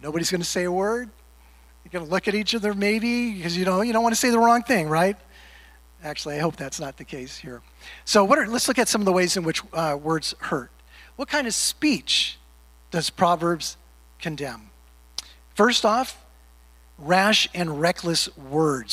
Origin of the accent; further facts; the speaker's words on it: California, United States; moved away; Growing up in California